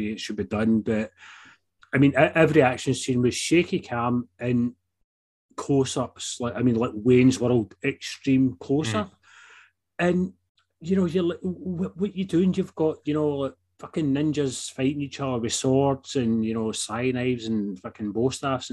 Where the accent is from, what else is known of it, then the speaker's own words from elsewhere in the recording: United Kingdom; we're not American